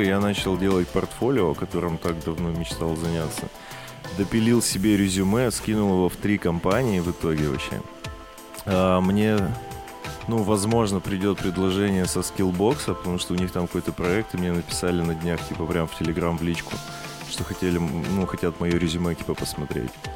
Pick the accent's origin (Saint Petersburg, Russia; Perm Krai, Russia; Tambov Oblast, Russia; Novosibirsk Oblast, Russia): Perm Krai, Russia; Perm; moved away; у нас на родине в Перми